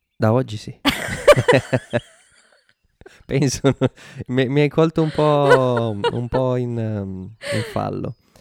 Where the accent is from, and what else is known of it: Italy